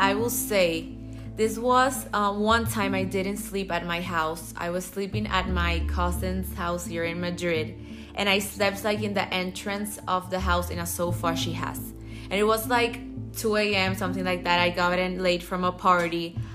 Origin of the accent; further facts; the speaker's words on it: Dominican Republic; I'm from the Dominican Republic, and I'm 21 years old.